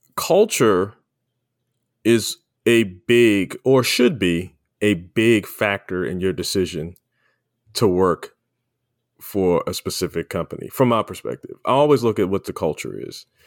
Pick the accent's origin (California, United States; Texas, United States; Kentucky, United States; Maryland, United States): Maryland, United States; Baltimore; we grew up in Baltimore, Baltimore City